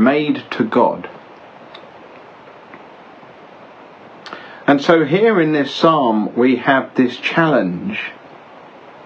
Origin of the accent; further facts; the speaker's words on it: Belgium; now in United Kingdom; I grew up in Belgium